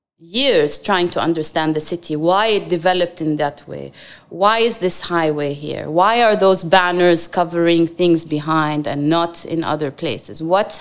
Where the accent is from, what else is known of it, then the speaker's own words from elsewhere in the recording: Jordan; now in Dubai, United Arab Emirates; All my life, I dreamt I'm going to go back to Jordan and have an office and give back.